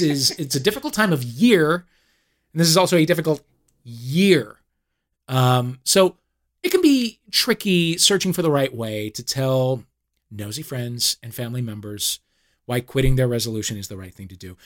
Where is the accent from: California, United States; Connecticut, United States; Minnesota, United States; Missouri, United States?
Missouri, United States; St. Louis; Saint Louis, my hometown